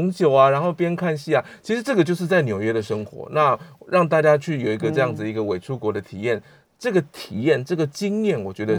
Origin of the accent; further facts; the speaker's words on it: Taiwan; 但是全部都是那个我们在台湾土生土长的。